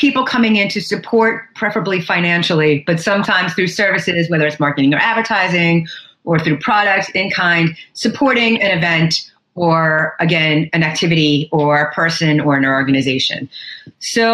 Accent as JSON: {"language": "English", "town": "New York City", "region": "New York", "country": "United States", "tie": "born or raised there", "said": "I grew up in New York City. Still live here"}